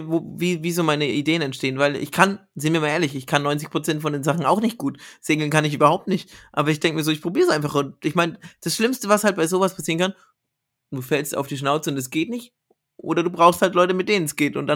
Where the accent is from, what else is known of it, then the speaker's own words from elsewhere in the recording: Bamberg, Bavaria, Germany; Ich komme ja gebürtig aus Bamberg